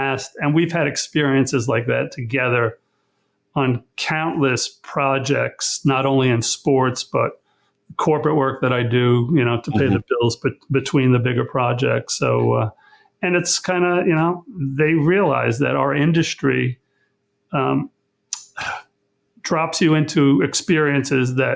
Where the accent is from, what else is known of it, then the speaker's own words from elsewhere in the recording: Long Island, New York, United States; also born or lived in St. Petersburg, Florida; they moved back to Long Island, where I was raised